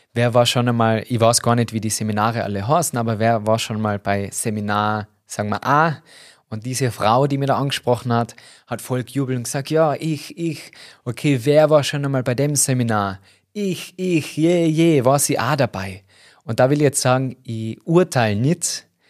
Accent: Tyrol, Austria; accent: Tyrolean dialect; mit meinem Tiroler Dialekt das nicht lange verstecken habe können, gesagt, ja, ich komme aus Tirol

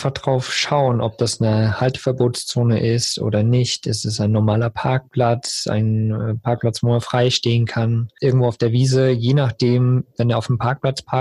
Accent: Eifel, Germany; bei uns in der Eifel ist das so

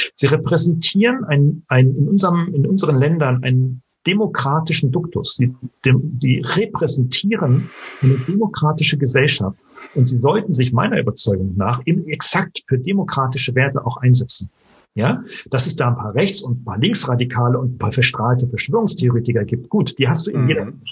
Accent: Germany

